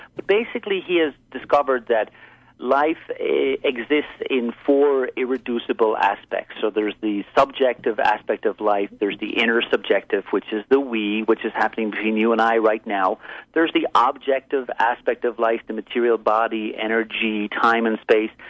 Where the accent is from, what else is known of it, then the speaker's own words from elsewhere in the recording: Ireland; moved away as an adult; also born or lived in East Coast, United States; I'm originally from Ireland. I moved here and spent 17 years living and working basically in the East Coast.